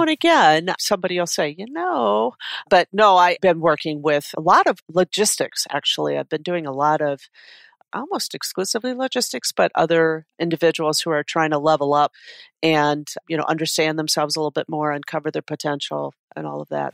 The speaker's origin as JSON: {"language": "English", "town": "Detroit", "region": "Michigan", "country": "United States", "tie": "born or raised there", "moved": "as an adult", "lives_now": "Minnesota, United States", "said": "I grew up in the Detroit area"}